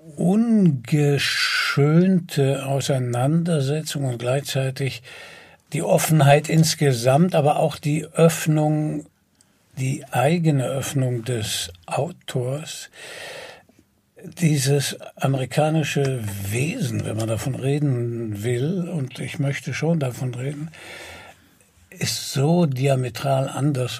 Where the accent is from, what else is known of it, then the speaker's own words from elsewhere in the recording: Germany; als Europäer und als Deutsche